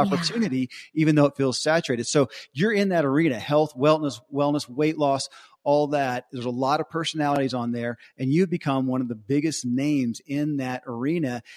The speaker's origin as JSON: {"language": "English", "town": "Bowling Green", "region": "Kentucky", "country": "United States", "tie": "born or raised there", "said": "I grew up in Bowling Green, Kentucky"}